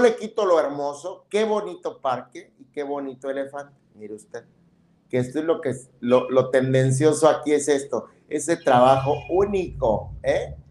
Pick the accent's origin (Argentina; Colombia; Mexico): Mexico; Tonalá, Chiapas; born or raised there